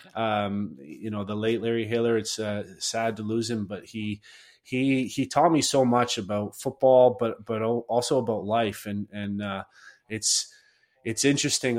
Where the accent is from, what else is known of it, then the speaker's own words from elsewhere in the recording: Chatham, Ontario, Canada; I grew up in in Chatham, a, a, pretty small town